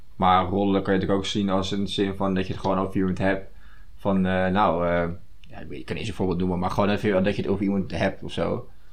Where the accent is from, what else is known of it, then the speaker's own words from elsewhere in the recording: Netherlands; dat je daar als Nederlander, als nuchtere Nederlander, daar zo snel doorheen kan, prikt